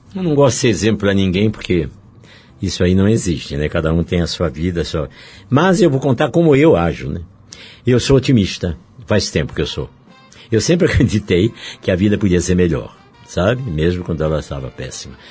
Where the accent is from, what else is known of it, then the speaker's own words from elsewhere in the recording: Curitiba, Paraná, Brazil; moved away as an adult; also born or lived in Rio de Janeiro; Eu sou de Curitiba, eu fui para o Rio, tinha 31 anos de idade